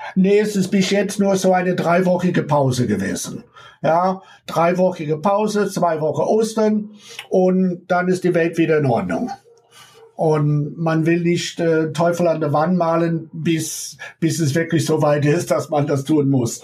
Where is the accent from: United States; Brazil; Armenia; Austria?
United States; German is a second language; moved away as an adult; also born or lived in New York, United States; now in Pforzheim, Germany; ich komme aus Amerika, ich komme aus äh, äh Washington D.C., Virginia, Maryland, habe studiert in New York, habe ich 20 Jahre in New York gelebt